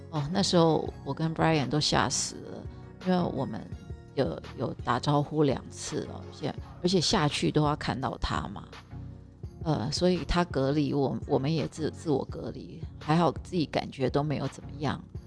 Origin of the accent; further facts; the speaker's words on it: Taiwan; moved away; 我们台湾人也是非常 有礼貌的，我们是有我们的习俗